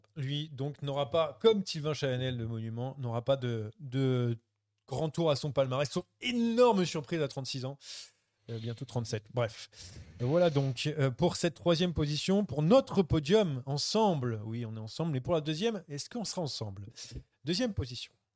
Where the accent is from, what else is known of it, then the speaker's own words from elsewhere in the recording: France; on est français